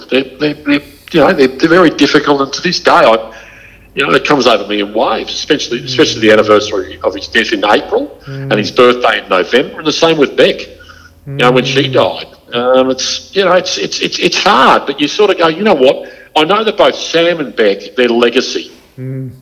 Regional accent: Gold Coast, Queensland, Australia; now in Sydney, Australia; I was brought up on the Gold Coast

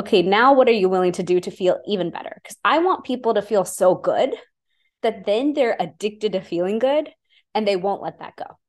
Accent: India; I'm Indian.

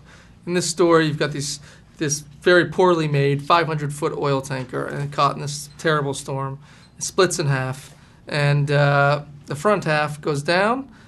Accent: Massachusetts, United States; I was from Massachusetts.

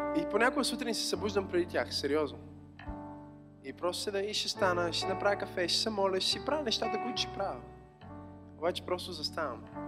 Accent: Bulgaria; сме българи, разбира се, че обичаме България

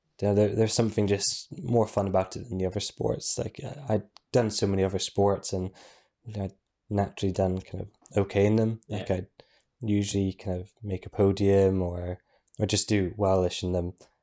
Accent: Inverness, Scotland, United Kingdom; I was born up in Inverness.

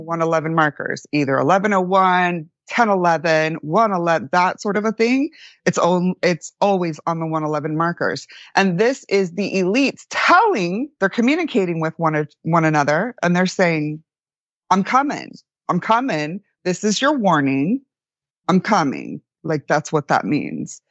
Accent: Florida, United States; I grew up in Florida, like the redneck capital

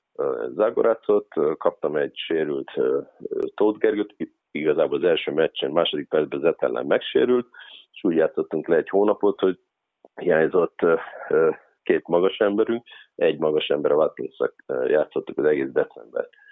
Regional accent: Körmend, Vas, Hungary; moved away as an adult; Körmend, ö, az a hely, ahol, ahol megkaptam azt a lehetőséget, hogy egyáltalán mai napon ismernek. Tehát, ö, ö, ott nőttem fel

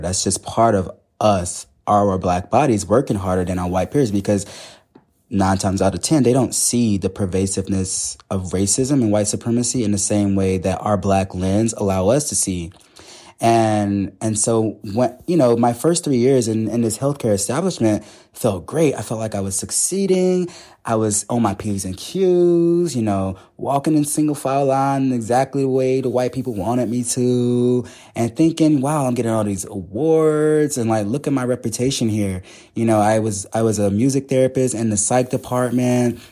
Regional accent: the South, United States; I grew up in the South

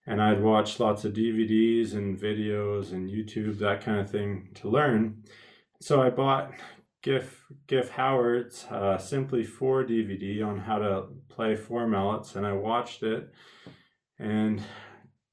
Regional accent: Fernie, British Columbia, Canada; I grew up in Fernie, BC, Canada, which is a very small ski town.

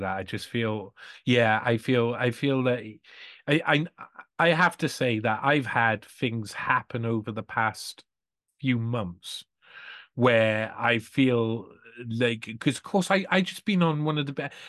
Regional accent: Wales, United Kingdom; I'm from Wales as well

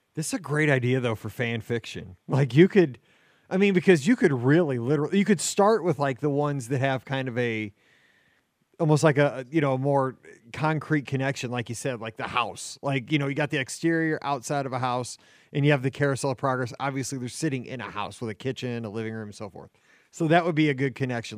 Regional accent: Midwest, United States; I'm a Midwesterner, like through and through.

